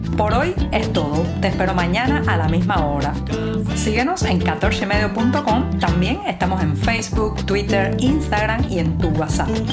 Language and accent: Spanish; Cuba